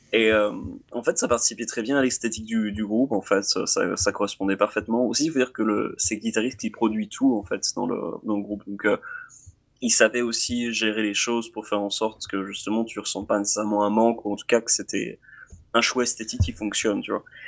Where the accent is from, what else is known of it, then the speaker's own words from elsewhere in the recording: France; en tant que Français